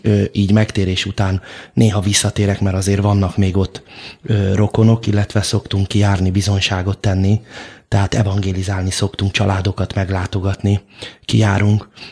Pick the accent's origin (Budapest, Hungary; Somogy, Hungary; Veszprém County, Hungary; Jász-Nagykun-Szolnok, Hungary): Budapest, Hungary; nagyszüleim is már ott születtek, ott éltek, és, ö, az édesapám is, ö, ott nevelkedett